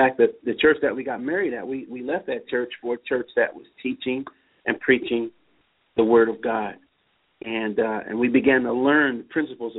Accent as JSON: {"language": "English", "town": "Baltimore", "region": "Maryland", "country": "United States", "tie": "born or raised there", "said": "We grew up in West Baltimore."}